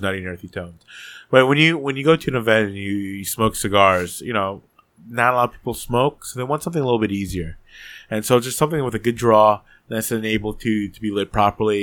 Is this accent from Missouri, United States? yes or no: no; New Jersey, United States; I was born in Jersey